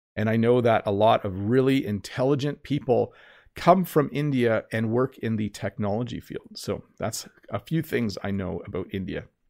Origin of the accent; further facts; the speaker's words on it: Canada; I'm Canadian.